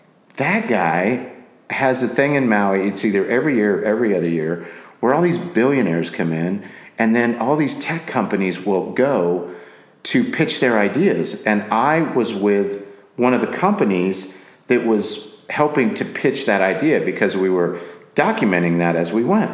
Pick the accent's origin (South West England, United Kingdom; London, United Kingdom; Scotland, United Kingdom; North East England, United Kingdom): Scotland, United Kingdom; also born or lived in Japan / England / Guam; now in United States; So I was born in Japan, raised in Scotland, England, moved to the States. We were in Guam.